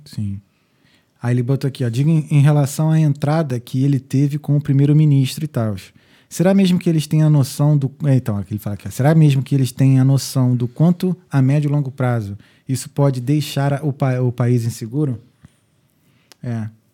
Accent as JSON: {"language": "Portuguese", "region": "Rio de Janeiro", "country": "Brazil", "moved": "as an adult", "lives_now": "Dublin, Ireland", "said": "como carioca"}